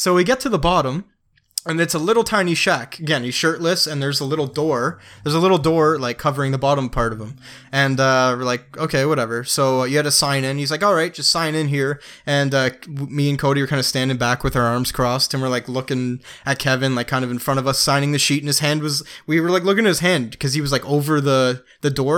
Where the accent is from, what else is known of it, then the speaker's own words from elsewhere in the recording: Canada; we're Canadian